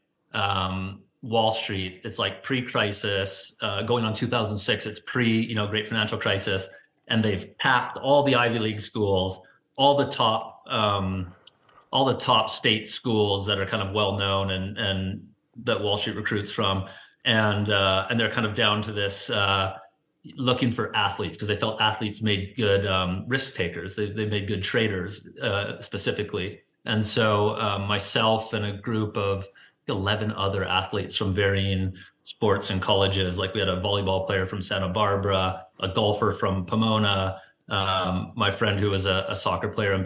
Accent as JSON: {"language": "English", "town": "Vancouver", "region": "British Columbia", "country": "Canada", "tie": "born or raised there", "also_born_or_lived": "New York", "moved": "as an adult", "said": "I grew up playing soccer in Point Grey on the west side of Vancouver"}